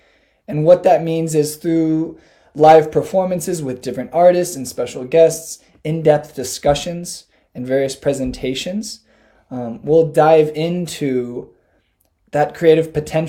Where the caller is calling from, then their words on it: Ypsilanti, Michigan, United States; I'm from a few places now.